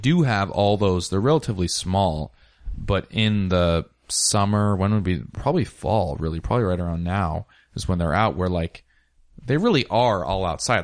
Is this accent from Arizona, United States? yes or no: no; Ellensburg, Washington, United States; I was raised in Ellensburg, Washington, small town